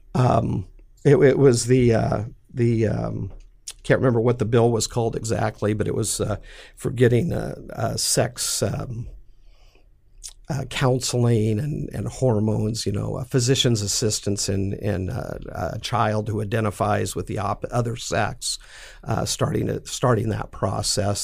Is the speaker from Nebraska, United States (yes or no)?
yes; McCook, Nebraska, United States; I'm from McCook, Nebraska. You know, farm community